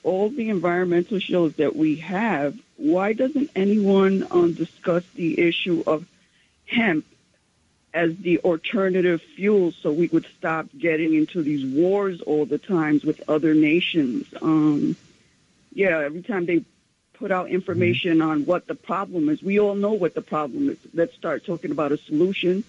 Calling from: New York City, New York, United States; I'm calling from Central Harlem

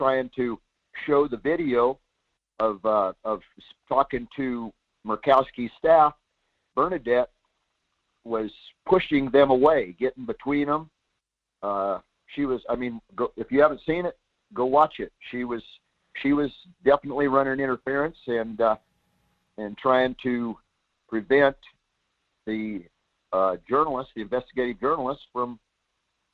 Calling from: Soldotna, Alaska, United States; I'm calling from Soldotna

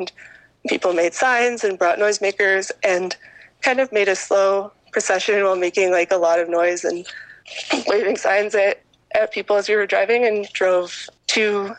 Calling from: Kingston, Ontario, Canada; Hi, I'm a participant from Kingston, participating in today's caravan action in solidarity with prisoners and everyone in migrant detention throughout Canada today.

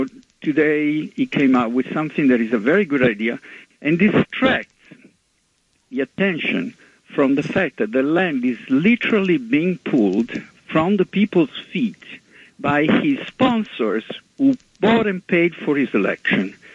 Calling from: Manhattan, New York, United States; from Manhattan.

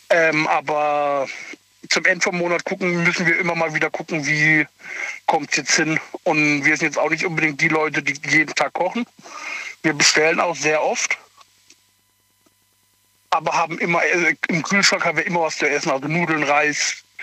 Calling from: Kehl, Baden-Württemberg, Germany

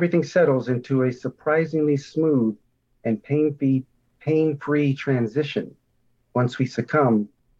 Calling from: Tucson, Arizona, United States; Tucson, Arizona.

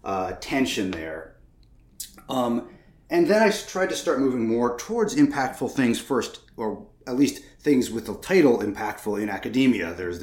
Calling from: Massachusetts, United States; I'm calling in from Western Massachusetts.

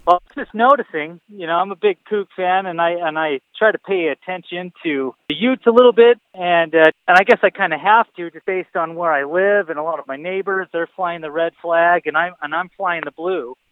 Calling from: Salt Lake City, Utah, United States; I'm calling from Salt Lake City, Utah. That's where I I live

